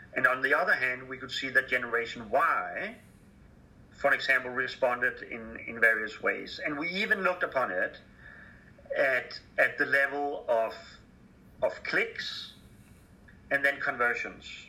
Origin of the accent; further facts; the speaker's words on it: Denmark; I'm from Denmark